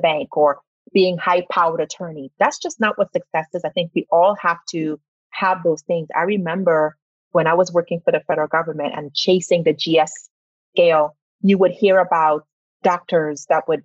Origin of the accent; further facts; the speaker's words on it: Trinidad & Tobago; now in Arizona, United States; I'm from Trinidad and Tobago. So having ADHD is not something that was diagnosed back then.